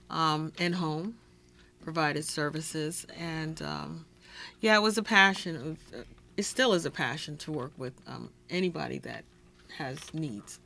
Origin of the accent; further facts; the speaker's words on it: New York, United States; moved away; I'm from New York, I was on the NAACP